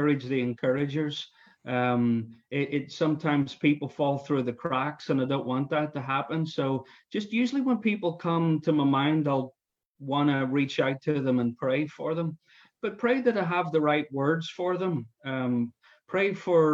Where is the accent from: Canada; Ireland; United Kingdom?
Ireland; now in United States